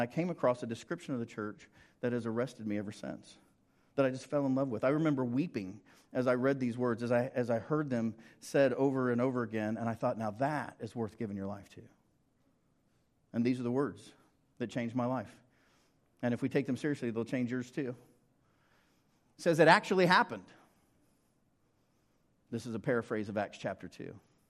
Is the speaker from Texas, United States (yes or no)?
no; Ringling, Oklahoma, United States; also born or lived in Prattville / Bartlesville / Guthrie / Fairview; So Dad was serving Ringling when I was born, and so I grew up in Ringling, then Prattville, then Bartlesville, then Guthrie, then Fairview